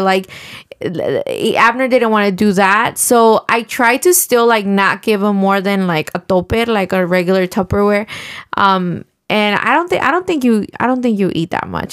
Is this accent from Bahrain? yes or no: no; Mexico; now in United States; I was born in Mexico